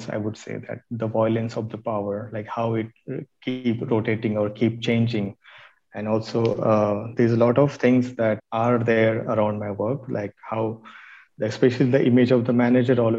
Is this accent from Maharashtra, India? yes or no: yes; Maharashtra, India; in some places in Maharashtra, where my hometown is